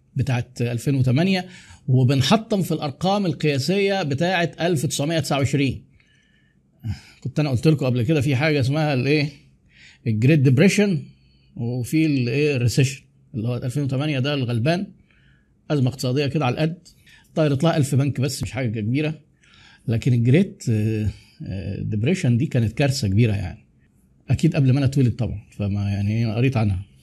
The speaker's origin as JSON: {"language": "Arabic", "country": "Egypt", "said": "احنا بقى عندنا في مصر"}